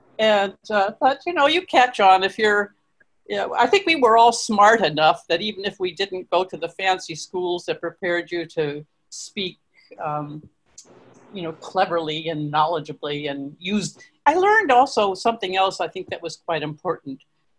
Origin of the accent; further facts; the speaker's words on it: Ithaca, New York, United States; born there; probably because I was born in Ithaca.